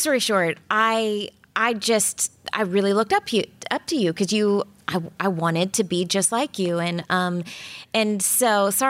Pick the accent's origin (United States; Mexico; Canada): United States; Orlando, Florida; born or raised there; moved away as an adult; also born or lived in Louisville, Kentucky / Los Angeles